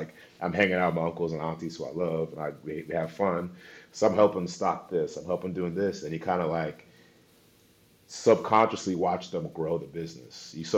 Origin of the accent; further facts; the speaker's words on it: Seattle, Washington, United States; also born or lived in Dallas, Texas / Los Angeles / Chicago / Wisconsin; I was born in Dallas, Texas. Moved around a lot. I mean, I could sit here for 5 minutes listing off every school I went to in every city. places like LA, Chicago, Wisconsin. But I did go to high school in Seattle, Washington.